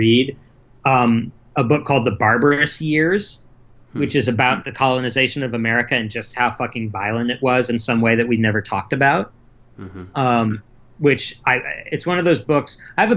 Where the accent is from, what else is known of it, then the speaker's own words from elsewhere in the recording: United States; I'm American